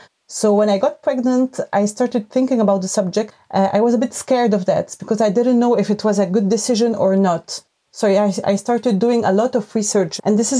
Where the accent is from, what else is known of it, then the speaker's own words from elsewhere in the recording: Lebanon; first language Arabic; English is a second language; moved away as an adult; now in France; I'm Lebanese. Then I remember I tell them, but a third of my life, I've been living in France.